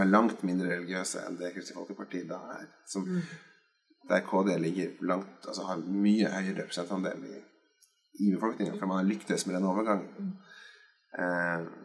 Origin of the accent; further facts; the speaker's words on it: Skotterud, Innlandet, Norway; hjemme på Skotterud på Edmarken